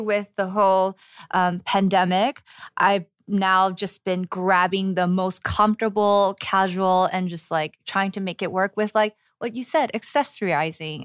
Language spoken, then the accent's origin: English; Los Angeles, California, United States; moved away as an adult; now in Seoul, South Korea; born and raised in Los Angeles